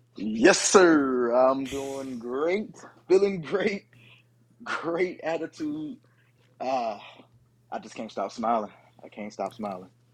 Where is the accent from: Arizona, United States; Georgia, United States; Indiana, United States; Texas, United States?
Georgia, United States; Atlanta; I'm from Atlanta